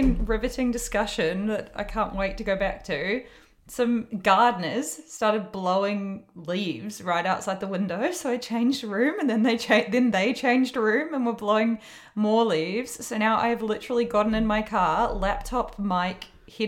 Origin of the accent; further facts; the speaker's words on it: Hawke's Bay, New Zealand; moved away; Hawke's Bay, which is my hometown